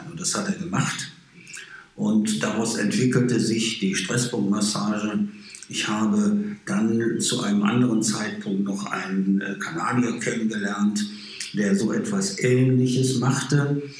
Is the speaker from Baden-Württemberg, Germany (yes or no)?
no; Sterkrade, North Rhine-Westphalia, Germany; Und habe dann als kleiner Junge angefangen zu voltigieren. Nur bei uns in Stärkrade, wo ich geboren bin.